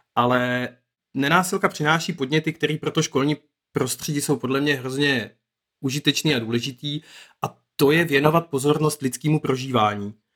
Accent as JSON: {"language": "Czech", "area": "Moravian Wallachia", "region": "Zlín Region", "country": "Czechia", "tie": "born or raised there", "moved": "yes", "lives_now": "Brno, Czech Republic", "said": "já jsem se narodil na Valašsku a tam je situace ve školství fakt jako hodně jiná"}